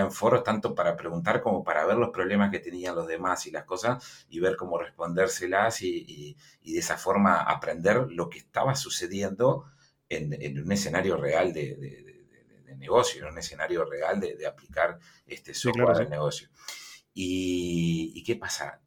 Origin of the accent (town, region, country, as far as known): Uruguay